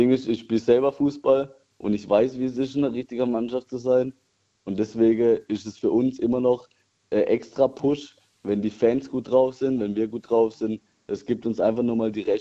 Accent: Altenheim, Baden-Württemberg, Germany; Ich bin aus Altenheim.

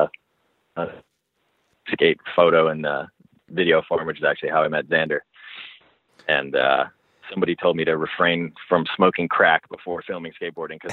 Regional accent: Los Angeles, California, United States; I grew up in L.A., specifically in Hollywood, kind of like right by the Hollywood Bowl

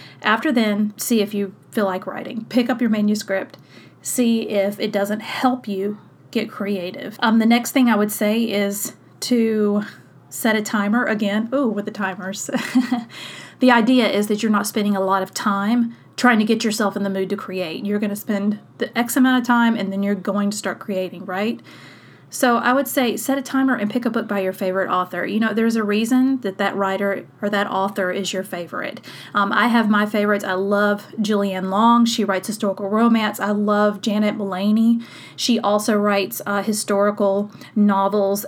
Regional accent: South Mississippi, United States; I grew up in South Mississippi

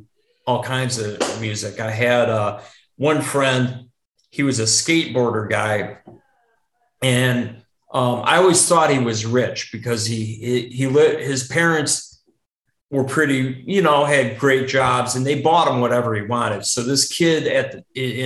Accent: Stevens Point, Wisconsin, United States; growing up in Stevens Point

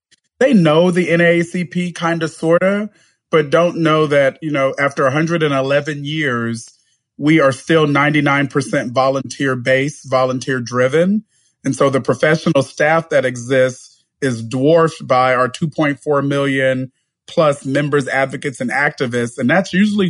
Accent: Bakersfield, California, United States; I was born and raised in a city called Bakersfield, which is in the San Joaquin Valley of California.

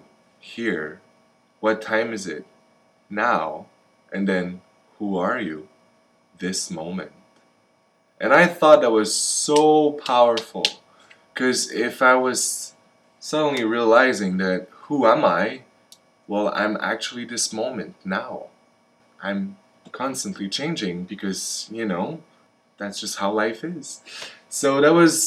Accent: Montreal, Quebec, Canada; moved away as an adult; now in Vancouver, Canada; I am from Montreal on the East Coast, and I ended up in Vancouver for the film industry

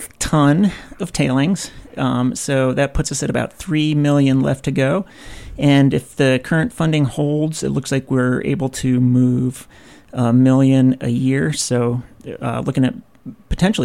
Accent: Washington, District of Columbia, United States; now in Moab, United States; I'm actually from Washington

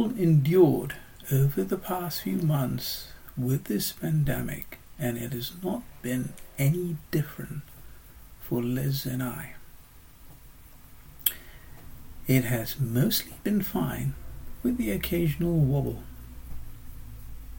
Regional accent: Singapore; moved away as an adult; now in United Kingdom; my growing up in Singapore and, of course, the last 35 years living in the UK.

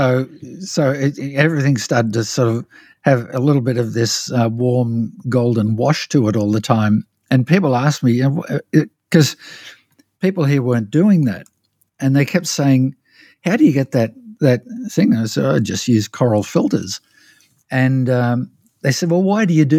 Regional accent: Australia; moved away; growing up in Australia

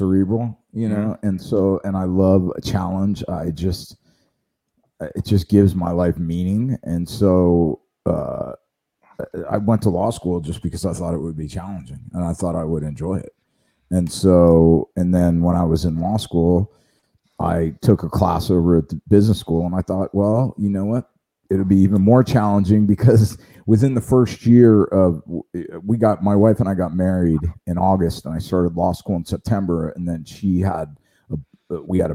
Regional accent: Las Vegas, Nevada, United States; also born or lived in New Orleans, Louisiana / California / Naples, Florida / Pensacola, Florida; now in Newport Beach, United States; I was born in New Orleans. I was raised in Vegas

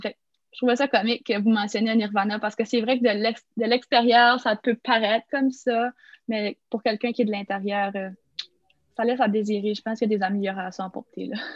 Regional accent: Edmundston, New Brunswick, Canada; moved away as an adult; also born or lived in Moncton; moi, je suis née à Edmundston, donc c'est au nord-ouest de la province du Nouveau-Brunswick. Donc, euh, j'ai fait pas mal mon parcours de vie là. J'étais à l'école secondaire à Edmundston aussi

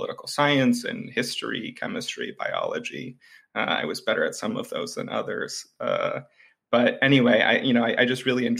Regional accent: Bloomington, Indiana, United States; where I grew up outside of Bloomington, Indiana

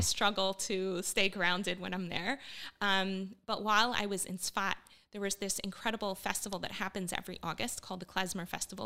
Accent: Miami, Florida, United States; also born or lived in Bogota, Colombia / northern United States; when I was five years old, we fled to the U S in kind of a traumatic way and ended up in Miami, where I grew up.

